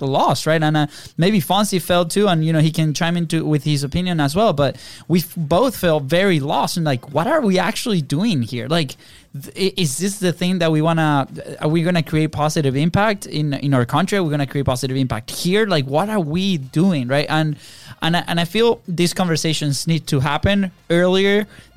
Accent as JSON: {"language": "English", "country": "Venezuela", "tie": "born or raised there", "moved": "as an adult", "lives_now": "United States", "said": "we grew up in Venezuela"}